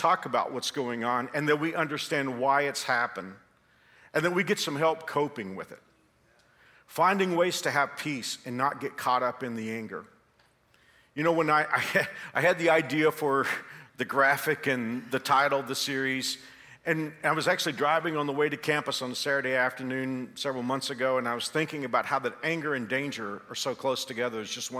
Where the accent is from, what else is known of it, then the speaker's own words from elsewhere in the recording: Texas, United States; moved away as an adult; now in Kansas, United States; When I moved here 35 years ago, I used to take a lot of abuse from Kansans because I came from Texas.